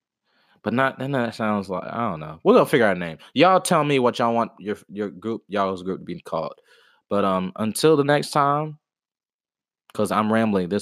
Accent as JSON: {"language": "English", "town": "Atlanta", "region": "Georgia", "country": "United States", "said": "I'm from Atlanta, you know what I mean? Like, I grew up on that trap music kind of stuff"}